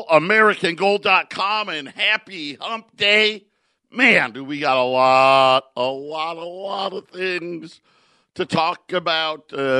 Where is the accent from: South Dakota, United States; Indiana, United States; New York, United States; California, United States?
New York, United States; Syracuse; You know, where I grew up in Syracuse, my grandparents and my parents as well.